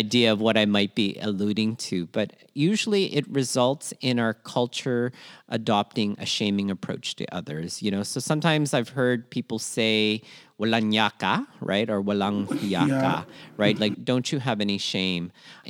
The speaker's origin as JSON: {"language": "English", "country": "Philippines", "said": "what I'm very proud of in terms of being Filipino is we're disaster proof and we usually like to help people."}